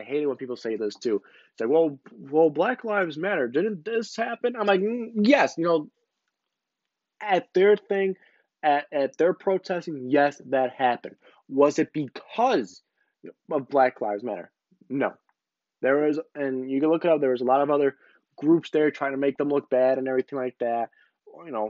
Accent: United States; as an American

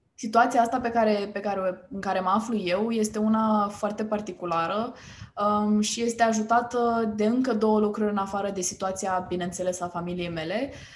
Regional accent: Romania; suntem români

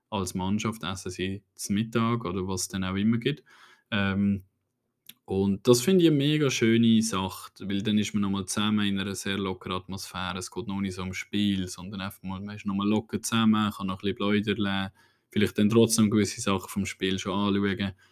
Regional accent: Switzerland; hey, wir, wir, sind wirklich auf einem guten Weg als Schweizer.

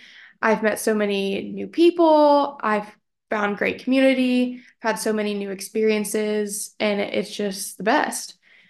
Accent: Dallas, Texas, United States; moved away as an adult; now in Nashville, United States; I'm from Dallas, Texas, born and raised. I'm a Texas girl all day long.

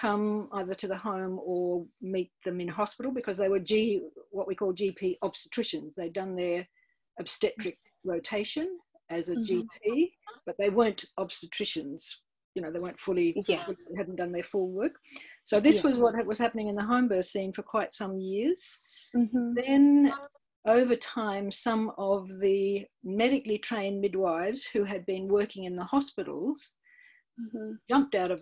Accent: country Victoria, Australia; also born or lived in England; I'm from Melbourne, well, from country Victoria

